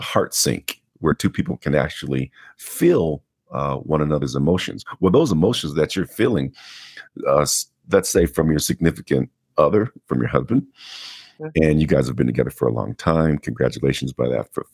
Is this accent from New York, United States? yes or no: no; Denver, Colorado, United States; I was born here in Denver, Colorado, and raised in Denver